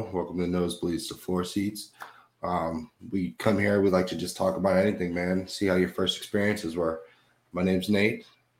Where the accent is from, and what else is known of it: Florida, United States; born or raised there